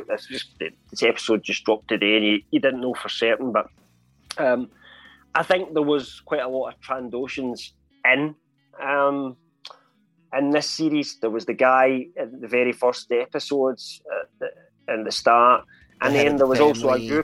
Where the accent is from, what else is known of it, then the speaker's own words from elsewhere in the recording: Scotland, United Kingdom; I'm Scottish.